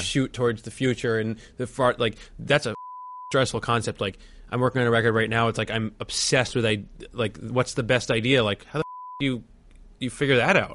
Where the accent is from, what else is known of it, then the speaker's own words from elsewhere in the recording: New Jersey, United States; I'm from New Jersey